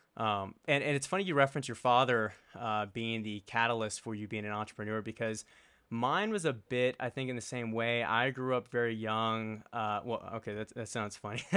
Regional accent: Richmond, Virginia, United States; now in Colorado, United States; So, I grew up in Richmond, Virginia, and I grew up a little bit out of, uh, the main city of Richmond

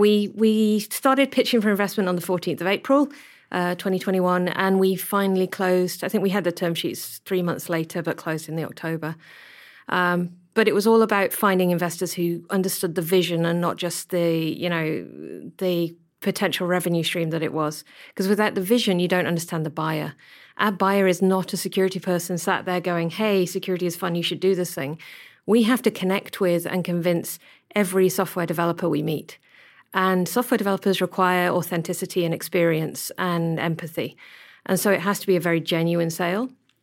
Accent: Whangarei, Northland, New Zealand; just like they do in Auckland and they do in Christchurch and growing up in Whangarei.

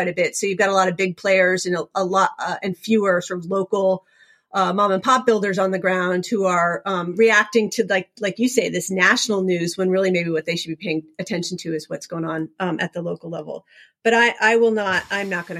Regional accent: Vermont, United States; I grew up in Vermont

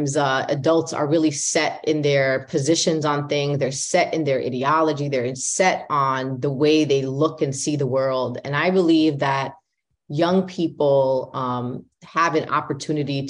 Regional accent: New York City, New York, United States; accent: heavy New York; I'm a born and raised Brooklynite from New York. That's very, very important part of my identity and explains my nice heavy accent from New York

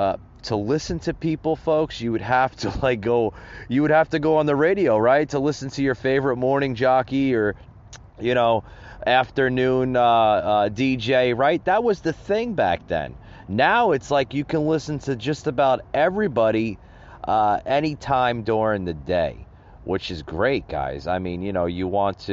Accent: New Jersey, United States; growing up in the Northeast, up in New Jersey, where I'm originally from

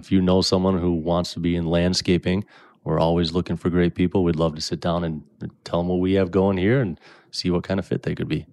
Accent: Brainerd, Minnesota, United States; also born or lived in Bemidji; I was born in Brainerd. Um, I still live up in Brainerd today, just a little south of Nisswa. Grew up there

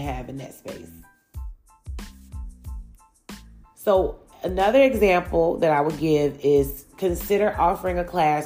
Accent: Chicago, Illinois, United States; now in Atlanta, United States; I grew up in Chicago, Illinois, but living in Atlanta has truly introduced me to even more cultures than I saw back home.

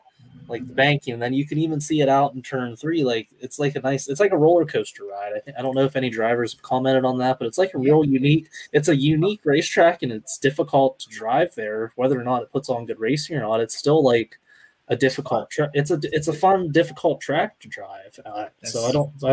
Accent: Northeast, United States; I'm from North

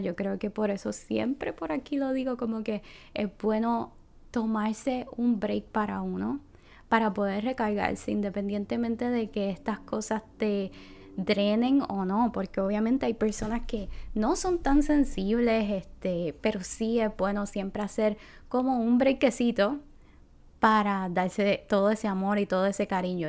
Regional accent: Puerto Rico; moved away; estoy regresando a mi tierra y qué diferencia a cuando yo vivía aquí

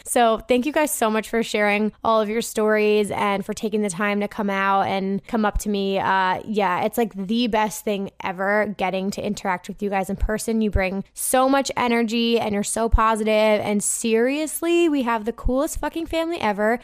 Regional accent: New Jersey, United States; So I'm from New Jersey.

